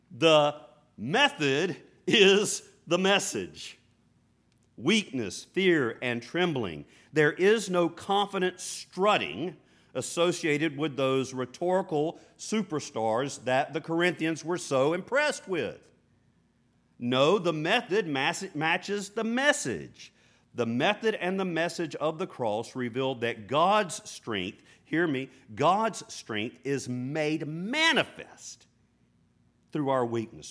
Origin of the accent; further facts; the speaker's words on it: United States; us as American followers of Jesus